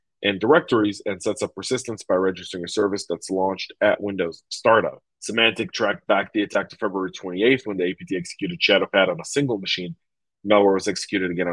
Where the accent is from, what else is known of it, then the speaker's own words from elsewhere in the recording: Denver, Colorado, United States; moved away; I'm coming to you a mile above sea level in my hometown of Denver, Colorado